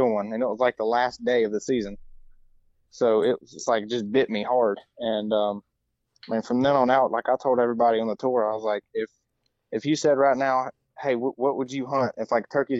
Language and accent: English; Mississippi, United States; I'm from Mississippi.